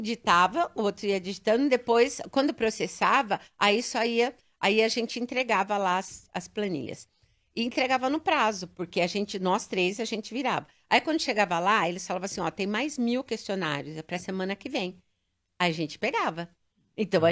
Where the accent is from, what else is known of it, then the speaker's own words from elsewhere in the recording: São Paulo, Brazil; Eu nasci em São Paulo, paulistana.